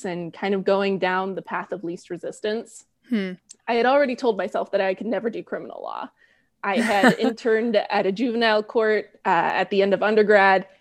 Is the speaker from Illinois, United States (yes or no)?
no; Southern California, United States; I was a very sheltered white kid growing up in Southern California